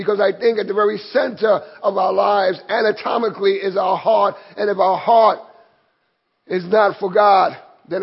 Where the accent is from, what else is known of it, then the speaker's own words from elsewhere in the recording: New York City, New York, United States; I grew up here in Williamsburg in Brooklyn, in McCarrion Park